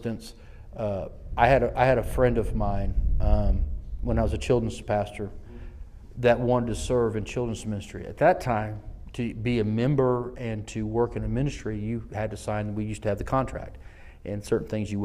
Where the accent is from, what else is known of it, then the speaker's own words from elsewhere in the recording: Selma, Alabama, United States; I'm from the South. I was born in the city that the civil rights was birthed in, Selma, Alabama